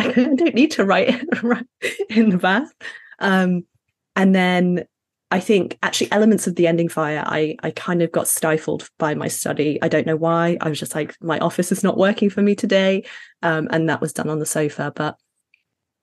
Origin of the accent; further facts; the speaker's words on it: Sheffield, Yorkshire and the Humber, United Kingdom; also born or lived in Middle East / Ghana / Sudan; I'm Ghanaian, Sydney's and British, but I was raised in the Middle East and Sheffield in the UK